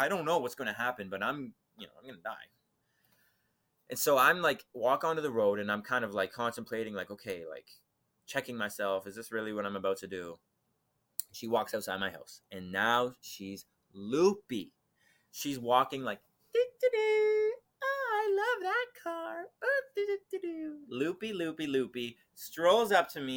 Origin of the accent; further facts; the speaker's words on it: Canada; I heard about the story of Jesus from growing up in Canada